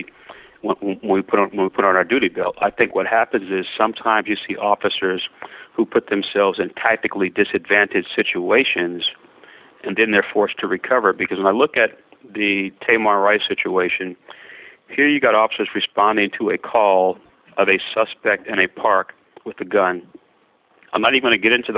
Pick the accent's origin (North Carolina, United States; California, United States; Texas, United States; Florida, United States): Florida, United States; I grew up in Florida